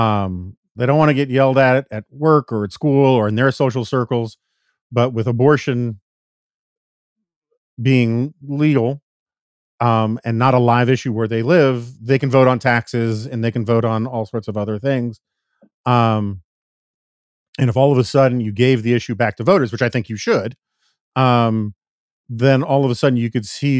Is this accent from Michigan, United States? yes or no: no; New York City, New York, United States; moved away; also born or lived in Washington, D.C.; I grew up in New York City, and I've lived in Washington, D.C.